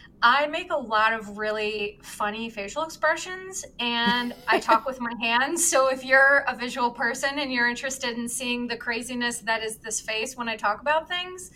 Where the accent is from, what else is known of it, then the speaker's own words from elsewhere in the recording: Chicago, Illinois, United States; I'm from Chicago, born and raised